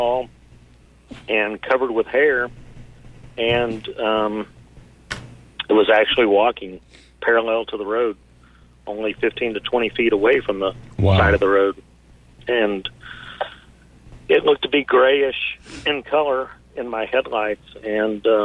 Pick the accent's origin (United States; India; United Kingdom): United States; Fort Worth, Texas; here just northwest of downtown Fort Worth at a local lake. And I was 9 years old that summer